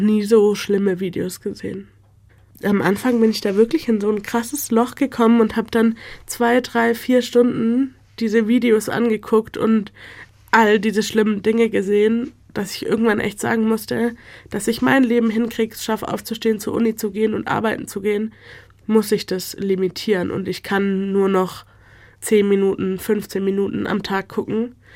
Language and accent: German; Stuttgart, Baden-Württemberg, Germany; Ich bin in Deutschland geboren, aufgewachsen, ich gehe schon immer hier zur Schule